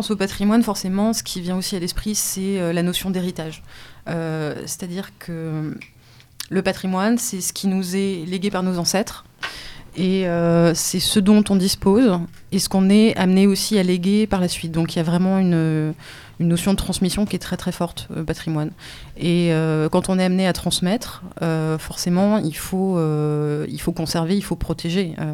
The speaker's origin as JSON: {"language": "French", "country": "France", "said": "en tant que voisin, en tant que Français, et en tant qu'habitant habitant de, de, cette planète."}